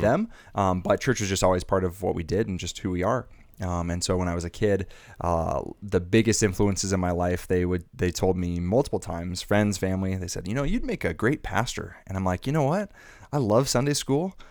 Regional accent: Arizona, United States; moved away as an adult; also born or lived in Irvine, California; I'm from Arizona

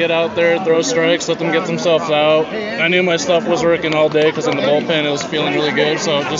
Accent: Calgary, Alberta, Canada; I grew up in Calgary

